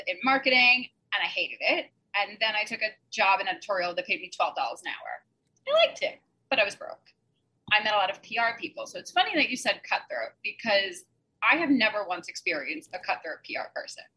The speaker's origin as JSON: {"language": "English", "town": "New York City", "region": "New York", "country": "United States", "also_born_or_lived": "Lower East Side, Manhattan", "said": "I'm originally from Staten Island, New York. I live in Midtown right now"}